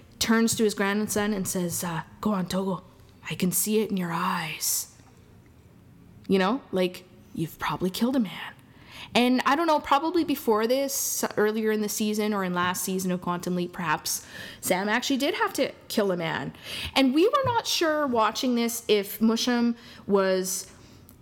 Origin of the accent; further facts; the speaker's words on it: Alberta, Canada; we're from Alberta.